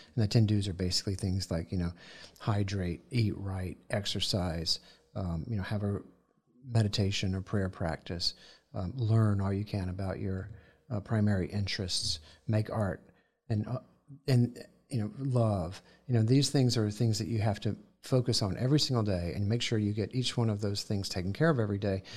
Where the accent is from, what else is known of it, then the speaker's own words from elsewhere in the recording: the South, United States; growing up in the South, on, sitting in the grass there